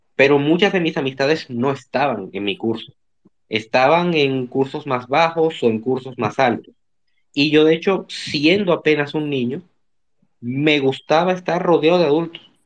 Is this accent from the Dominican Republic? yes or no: yes; Dominican Republic; Sí, soy dominicano.